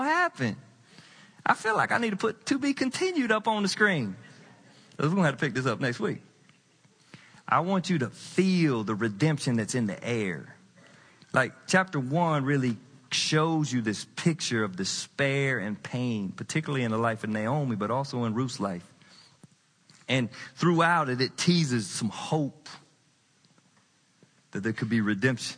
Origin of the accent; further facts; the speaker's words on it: the South, United States; I grew up in the South. I'm Southern trained